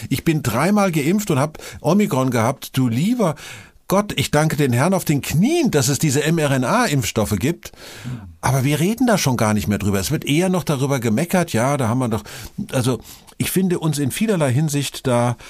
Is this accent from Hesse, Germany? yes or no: yes; Vogelsberg, Hesse, Germany; Ich komme ja aus dem Vogelsberg